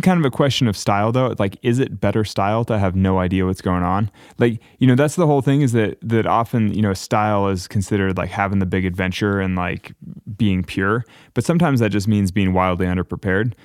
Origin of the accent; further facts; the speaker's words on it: Northern California, United States; we're both kids from Northern California. We grew up going to the same gym